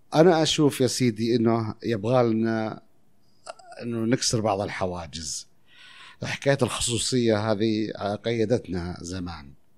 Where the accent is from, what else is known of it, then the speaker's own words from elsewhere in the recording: Taif, Makkah Province, Saudi Arabia; also born or lived in Al-Khurmah / Qassim; أنا مولود في الخرمة. إحنا أصلاً من القصيم، بس الطايف